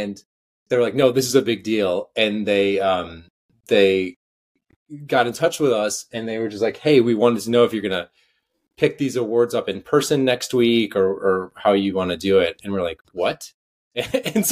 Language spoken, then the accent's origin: English; outside of Atlanta, Georgia, United States; I grew up outside of Atlanta